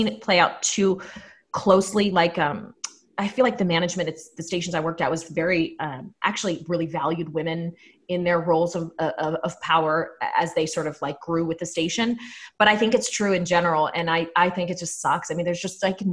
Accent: Pittsburgh, Pennsylvania, United States; moved away as an adult; now in Orlando, United States; I'm from Pittsburgh

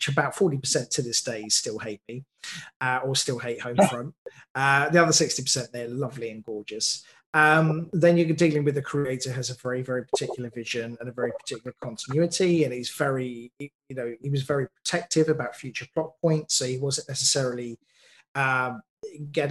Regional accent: United Kingdom; I'm a British writer

